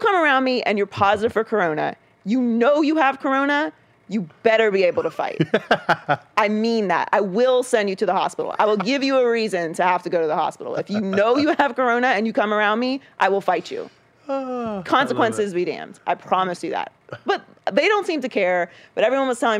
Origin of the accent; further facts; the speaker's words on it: Pittsburgh, Pennsylvania, United States; I grew up obviously in Pittsburgh